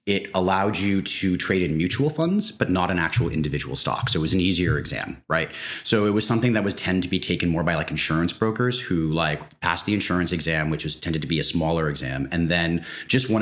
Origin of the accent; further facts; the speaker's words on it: New York City, New York, United States; moved away as an adult; also born or lived in West Coast of the United States; I grew up in and around New York City